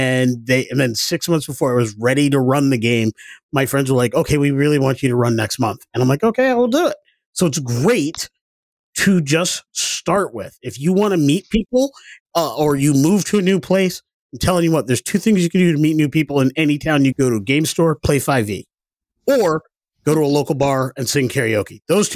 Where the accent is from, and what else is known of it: Groton, Connecticut, United States; born or raised there; moved away as an adult; also born or lived in Maine